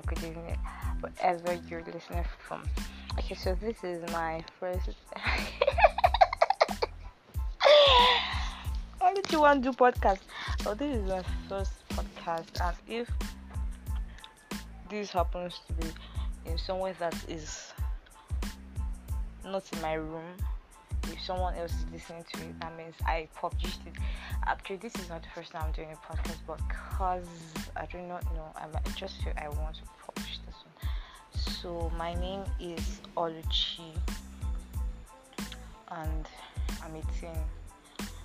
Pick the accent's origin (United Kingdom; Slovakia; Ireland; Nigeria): Nigeria; Akwa Ibom; I'm from Akwa Ibom State